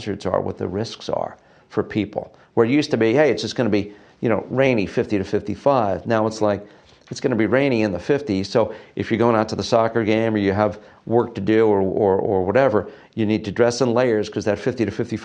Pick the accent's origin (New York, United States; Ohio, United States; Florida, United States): New York, United States; Setauket; moved away; I grew up on Long Island on the North Shore, a place called Setauket